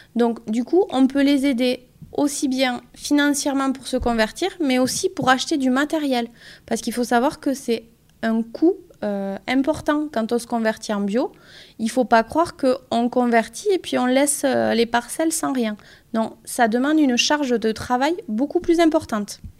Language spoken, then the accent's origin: French; Pyrénées-Atlantiques, Nouvelle-Aquitaine, France; also born or lived in Lyon; je suis originaire des Pyrénées-Atlantiques